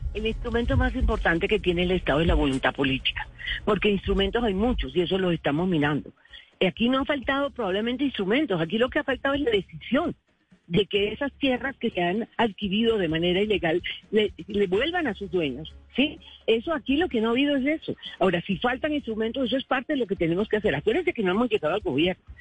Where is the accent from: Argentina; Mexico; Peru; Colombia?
Colombia; Caribbean coast, Caribbean Region; se lo digo como costeña